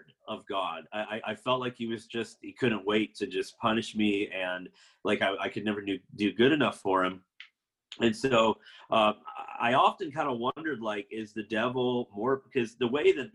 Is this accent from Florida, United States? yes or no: yes; Florida, United States; I was raised in Florida in a Seventh-day Adventist family